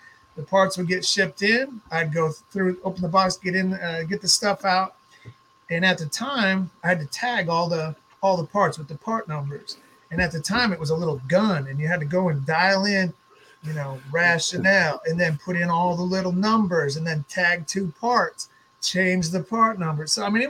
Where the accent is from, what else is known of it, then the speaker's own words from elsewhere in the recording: Fargo, North Dakota, United States; moved away as an adult; now in Portland, United States; I moved from Fargo, North Dakota out west to Portland, Oregon, right after 9/11.